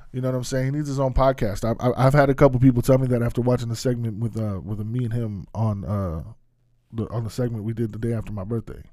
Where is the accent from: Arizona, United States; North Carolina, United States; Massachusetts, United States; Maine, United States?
Arizona, United States; moved away; my hometown